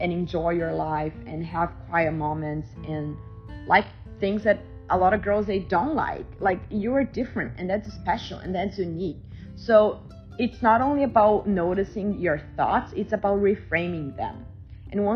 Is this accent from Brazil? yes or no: yes; Brazil; now in United States; My family and I, we don't really celebrate it because we are from Brazil